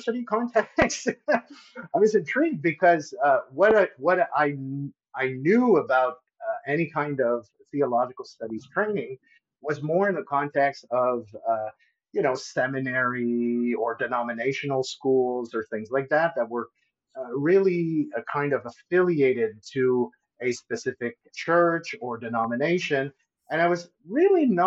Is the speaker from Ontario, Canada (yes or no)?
no; Montreal, Quebec, Canada; I'm originally from Montreal